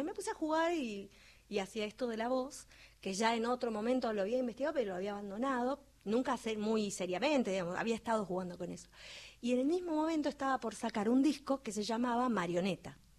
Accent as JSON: {"language": "Spanish", "country": "Argentina", "said": "como argentinos"}